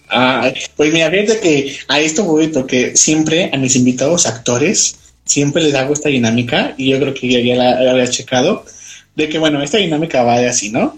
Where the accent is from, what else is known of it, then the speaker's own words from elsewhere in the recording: Guanajuato, Mexico; now in León, Mexico; yo soy de Guanajuato capital